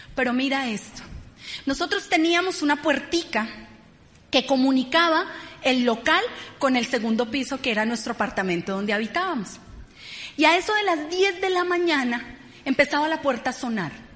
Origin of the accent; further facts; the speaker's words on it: Bogotá, Colombia; Venimos de Ciudad Bolívar, familias muy humildes